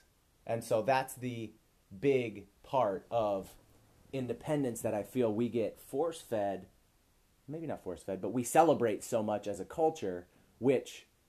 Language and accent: English; Midwest, United States; growing up in the Midwest